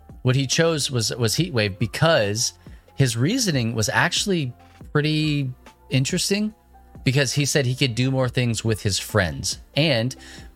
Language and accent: English; Eastern New Mexico, United States; I grew up in New Mexico, Eastern New Mexico specifically